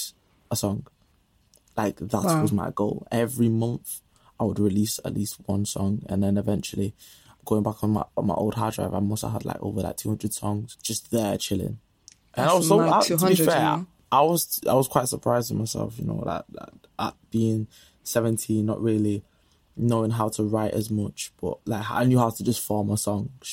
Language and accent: English; Manchester, North West England, United Kingdom; accent: Manc; my Manny accent